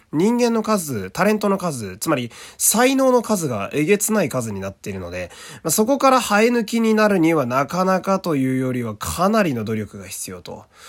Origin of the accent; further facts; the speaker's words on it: Fukui, Japan; moved away; 私の出身地の福井県